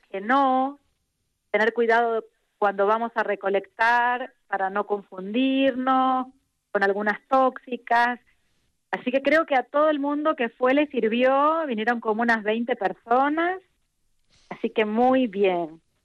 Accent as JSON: {"language": "Spanish", "country": "Argentina", "moved": "yes", "said": "soy argentina"}